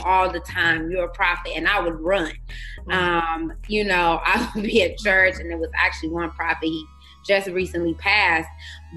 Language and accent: English; Chicago, Illinois, United States; moved away as an adult; now in Arizona, United States; I'm originally from Chicago, Illinois we uh, relocated to Arizona six years ago